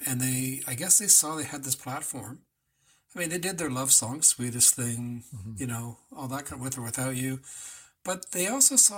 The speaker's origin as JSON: {"language": "English", "town": "Whitby", "region": "Ontario", "country": "Canada", "tie": "born or raised there", "said": "Whitby's my hometown"}